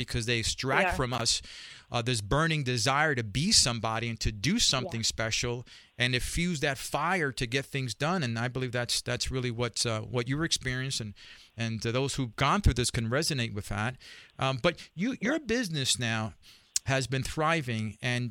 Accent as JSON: {"language": "English", "town": "New York City", "region": "New York", "country": "United States", "tie": "born or raised there", "accent": "New York", "said": "My listeners know I grew up in a barrio in Spanish Harlem, a product of adoption. Me and my twin brother"}